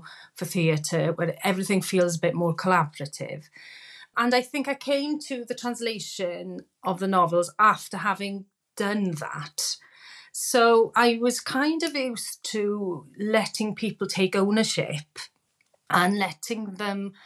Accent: Wales, United Kingdom; being Welsh

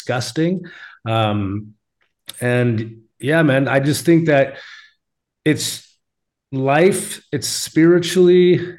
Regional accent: Alaska, United States; accent: Alaska; I should have just read it with my Alaska accent.

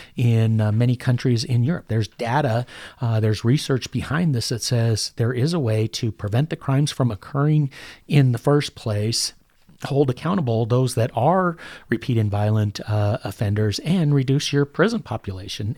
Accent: Denver, Colorado, United States; I'm born and raised in North Denver, graduated from Denver North High School. I'm as Denver as it gets.

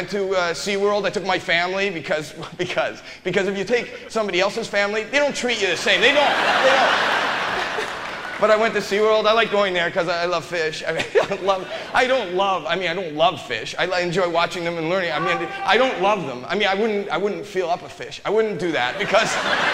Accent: Toronto, Ontario, Canada; moved away as an adult; now in Los Angeles, United States; I'm born and raised in Toronto, Canada.

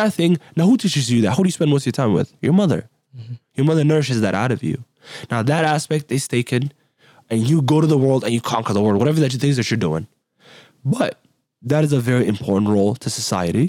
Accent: Somalia; now in United States; I'm from Somalia. I was actually born in Somalia, right? I'm not from here.

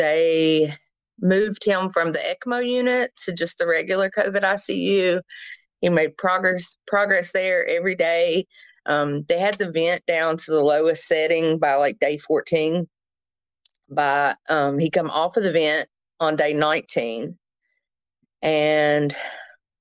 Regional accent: Princeton, West Virginia, United States; I'm from Princeton, West Virginia

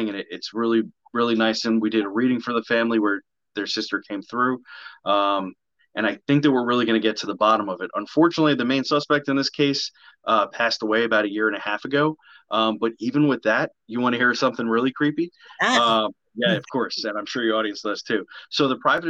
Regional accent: New Jersey, United States; I am from New Jersey

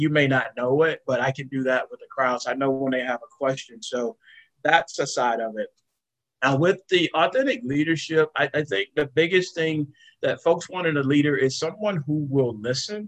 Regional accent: Jasper, Florida, United States; moved away as an adult; going to be an assistant manager at an IGA in Jasper, Florida

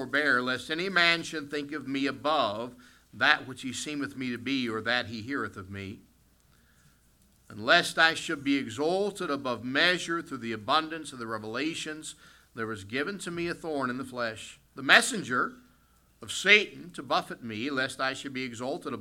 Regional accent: West Virginia, United States; moved away as an adult; also born or lived in Ohio; now in Canada; I grew up in the United States. I grew up in the state of West Virginia

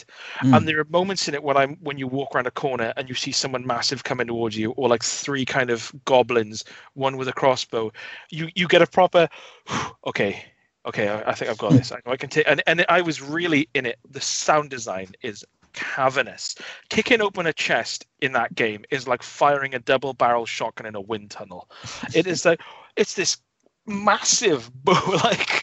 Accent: Wales, United Kingdom; as a Welshman

